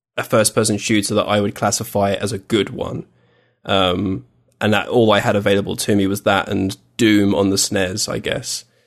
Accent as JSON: {"language": "English", "region": "England", "country": "United Kingdom", "said": "I was from England"}